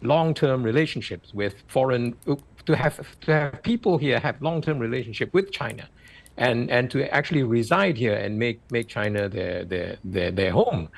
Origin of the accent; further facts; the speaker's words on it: Malaysia; as a Malaysian